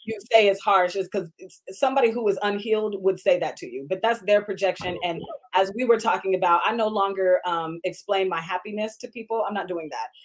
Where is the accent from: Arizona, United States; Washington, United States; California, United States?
Washington, United States; Seattle; I grew up in Seattle